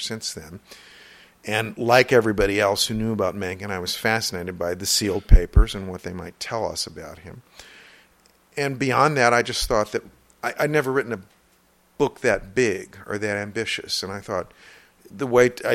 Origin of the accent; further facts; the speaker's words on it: southeast Missouri, United States; my hometown, which is in southeast Missouri